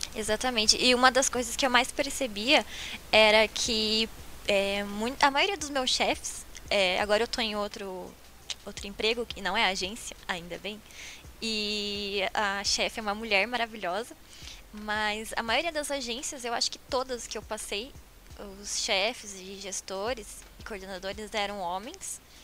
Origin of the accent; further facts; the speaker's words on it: Paranaguá, Paraná, Brazil; moved away as an adult; now in Curitiba, Brazil; eu sou de Paranaguá. Então, quando eu decidi vir pra cá, pra começar a minha carreira profissional, porque lá na minha cidade é bem difícil essa área